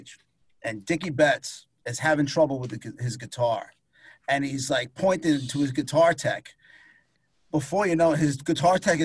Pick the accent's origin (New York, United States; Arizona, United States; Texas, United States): New York, United States; Long Island; I'm a Long Island boy, born and bred. Never left.